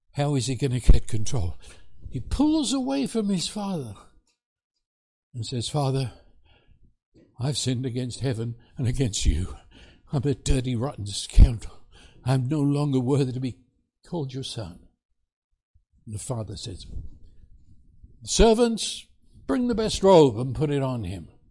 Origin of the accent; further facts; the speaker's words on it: England, United Kingdom; moved away as an adult; also born or lived in New York City, United States; now in Texas, United States; I come from England